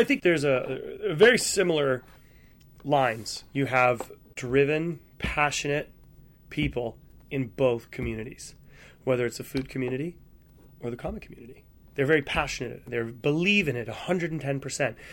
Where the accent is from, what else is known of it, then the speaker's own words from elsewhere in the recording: New England, United States; I grew up in New England. I grew up on the water